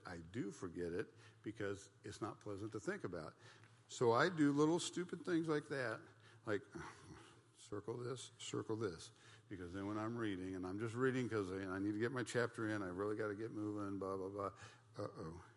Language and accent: English; United States; I'm an American, and back then it was like, I'm, I'm an American, I'm part of the Christian nation